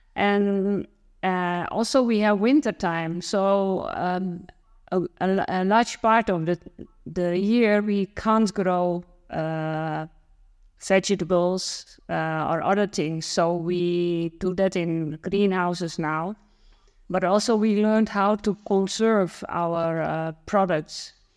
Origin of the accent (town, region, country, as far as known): Netherlands; born or raised there